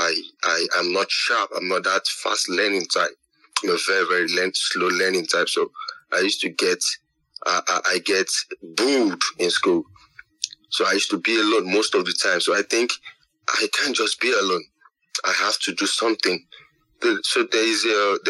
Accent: Lagos, Nigeria; I grew up in Lagos, in Nigeria. And I've never been out of Nigeria.

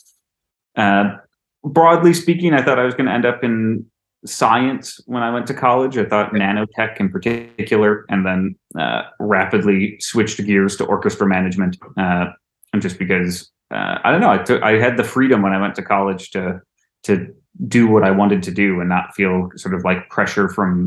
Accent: Finger Lakes region, New York, United States; I grew up about 20 minutes north of what you might consider the Finger Lakes region

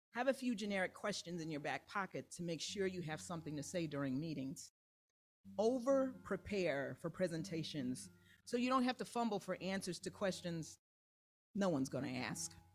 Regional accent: Kansas City, Missouri, United States; now in Chicago, United States; my hometown of Kansas City

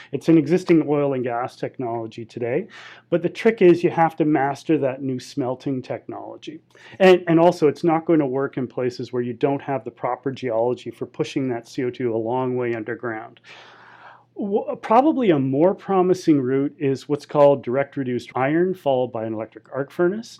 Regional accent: Canadian Pacific Northwest, British Columbia, Canada; also born or lived in Alberta; I'm from the Canadian Pacific Northwest, and I've lived in British Columbia and the mountains of Alberta my entire life.

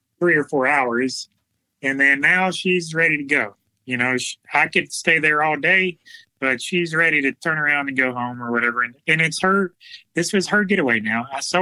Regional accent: Alabama, United States; We came from South Alabama where there is alligators everywhere

